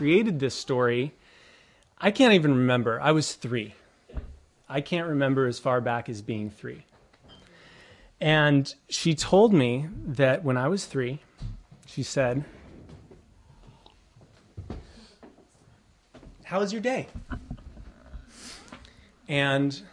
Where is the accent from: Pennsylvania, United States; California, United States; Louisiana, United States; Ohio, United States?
California, United States; Mission Viejo; we grew up in Southern Orange County in Mission Viejo